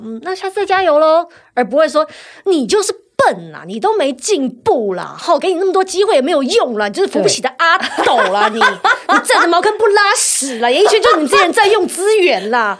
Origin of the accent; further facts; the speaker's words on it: Taiwan; 我三十岁就来台湾了，我在这里读书长大